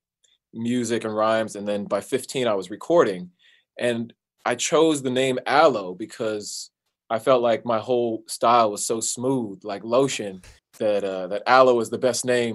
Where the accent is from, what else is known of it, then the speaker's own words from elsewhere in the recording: Southern California, United States; I was born in Southern California. So I've lived in Southern California my whole life.